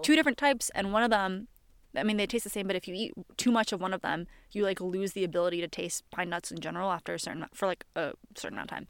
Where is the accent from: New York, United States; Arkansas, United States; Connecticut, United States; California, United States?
Connecticut, United States; I'm from Connecticut